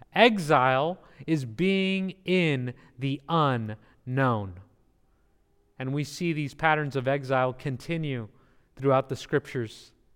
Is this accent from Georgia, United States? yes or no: no; California, United States; also born or lived in New Jersey; I am from California, I'm a Californian